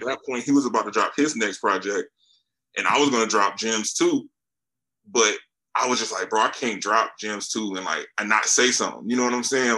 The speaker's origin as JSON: {"language": "English", "town": "Charlotte", "region": "North Carolina", "country": "United States", "lives_now": "Fayetteville, United States", "said": "I'm in North Carolina like uh, I'm actually in Fayetteville right now, but I'm from Charlotte"}